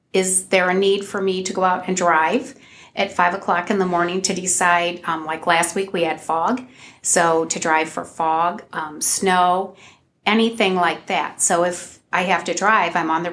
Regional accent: Providence Township, Ohio, United States; I grew up in Providence Township, although I didn't attend Otsego. I attended Anthony Wayne High School

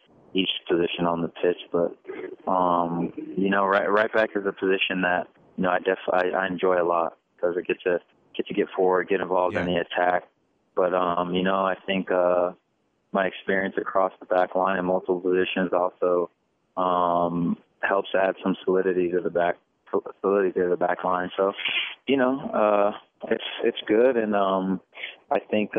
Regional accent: California, United States; moved away as an adult; now in Kansas City, United States; back in California, Amobi and I are from the same area

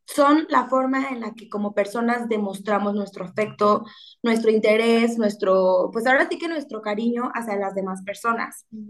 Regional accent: Mexico; una mexicana disfrutando de nuestro país

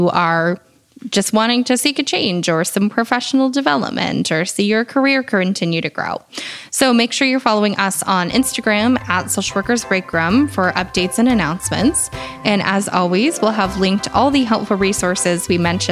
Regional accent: New Hampshire, United States; I'm from New Hampshire

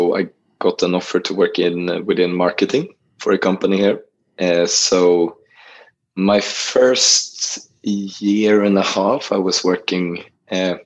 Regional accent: Gothenburg, Västra Götaland, Sweden; moved away as an adult; now in Portugal; I grew up in Gothenburg, which is the second largest city of Sweden on the west coast.

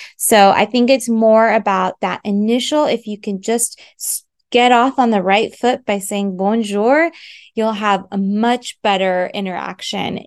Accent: United States; moved away; also born or lived in France; I am an American, so I can offer that perspective as someone who's lived in both countries

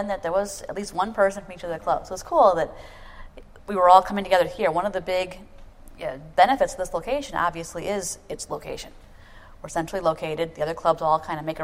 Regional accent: Detroit, Michigan, United States; moved away as an adult; now in Minneapolis, United States; I grew up in Detroit

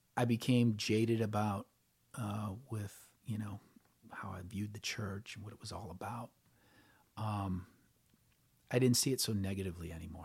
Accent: New Orleans, Louisiana, United States; I grew up in New Orleans

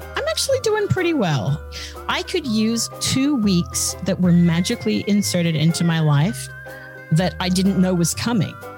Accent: Australia; moved away as an adult; now in United States; as an Australian and as a recent arrival on these shores, we're well, not super recent, it was, you know, 2000

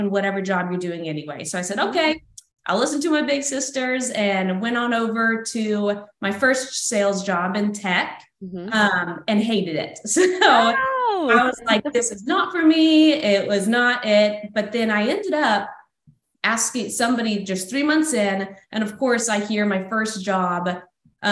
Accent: Texas, United States; moved away as an adult; also born or lived in Florida Panhandle; now in Florida, United States; born and raised in Texas, moved on over to Florida last year in the Panhandle

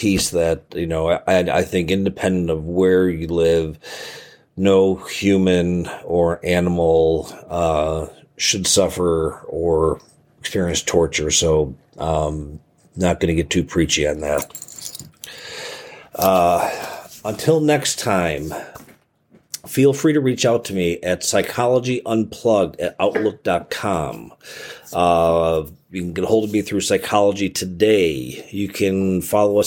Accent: Chicago, Illinois, United States; I'm from Chicago in the city

